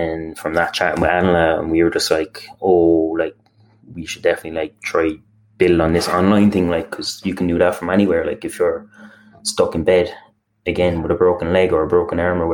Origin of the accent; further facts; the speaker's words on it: Cork, Munster, Ireland; I'm from Cork, Ireland.